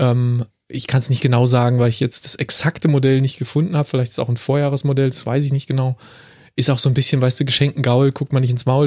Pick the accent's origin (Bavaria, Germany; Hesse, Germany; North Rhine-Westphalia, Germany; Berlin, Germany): Berlin, Germany; now in Frankfurt, Germany; obwohl ich aus Berlin bin